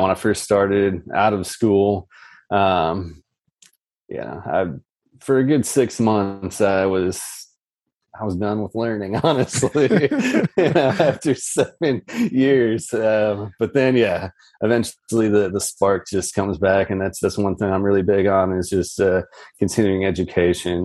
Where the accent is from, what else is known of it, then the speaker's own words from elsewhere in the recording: Jefferson, Ohio, United States; also born or lived in Toledo, Ohio; I'm a Northeast Ohio native. I grew up in Jefferson, way out far east there